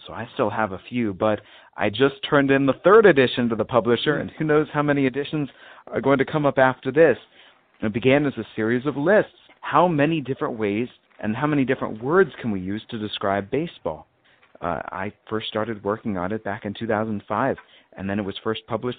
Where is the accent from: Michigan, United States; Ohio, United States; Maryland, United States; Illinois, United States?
Maryland, United States; D.C.; I grew up right near Washington, D.C. in Maryland